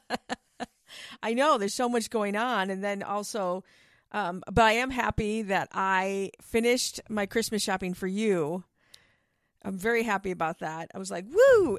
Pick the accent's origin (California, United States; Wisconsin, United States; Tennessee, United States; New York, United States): Wisconsin, United States; Milwaukee; moved away; I grew up in Milwaukee